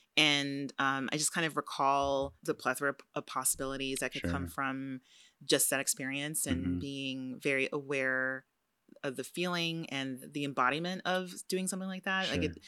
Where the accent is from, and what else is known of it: California, United States; born or raised there; moved away